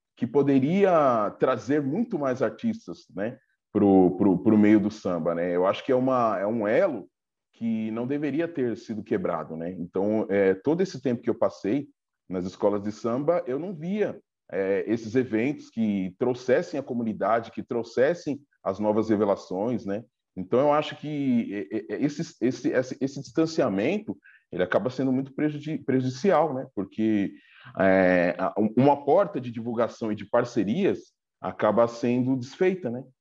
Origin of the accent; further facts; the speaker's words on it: Diadema, São Paulo, Brazil; eu sou aqui de Diadema, da região do ABC